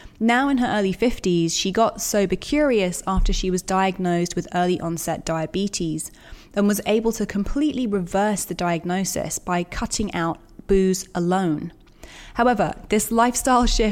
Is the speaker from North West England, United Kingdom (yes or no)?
no; London, United Kingdom; also born or lived in Brooklyn, New York; now in New York, United States; I was born in Tottenham Court Road. I'm a Londoner through and through.